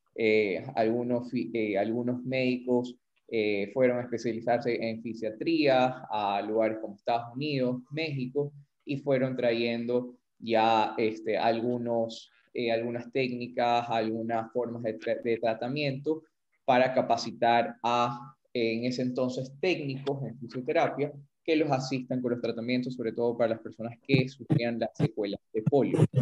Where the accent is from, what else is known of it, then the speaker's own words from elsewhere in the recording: Ecuador; somos fisioterapeutas ecuatorianos, así que vamos a hablar un poco de la realidad de eh, la fisioterapia aquí en Ecuador